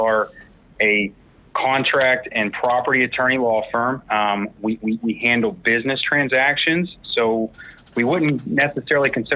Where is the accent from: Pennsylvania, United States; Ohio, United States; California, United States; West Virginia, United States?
West Virginia, United States; Morgantown; I am born and raised in Morgantown. Went to high school here